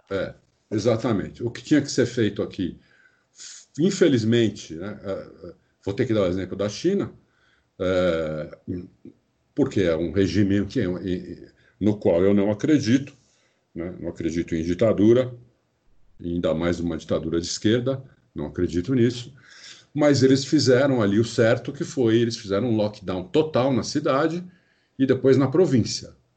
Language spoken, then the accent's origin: Portuguese; Brazil; sou brasileiro, nasci aqui, morei aqui minha vida inteira, fora fora pouco tempo que eu morei fora